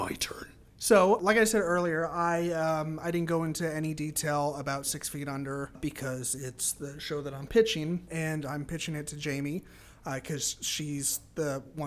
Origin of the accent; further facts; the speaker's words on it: California, United States; California, my home state